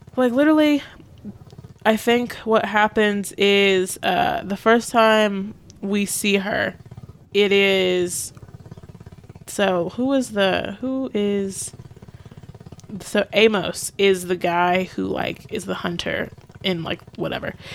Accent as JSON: {"language": "English", "region": "Texas", "country": "United States", "tie": "born or raised there", "said": "I'm from the South, I'm from Texas"}